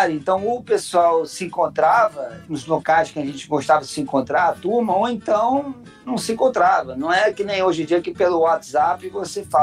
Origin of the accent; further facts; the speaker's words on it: Rio de Janeiro, Brazil; Mas eles vieram pro Rio há muito tempo e eu nasci no Rio mesmo nasci no Jardim Botânico, que é um bairro do, do Rio.